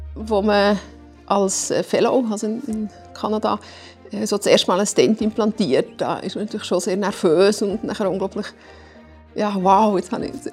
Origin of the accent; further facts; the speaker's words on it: Zurich, Switzerland; als Zürcher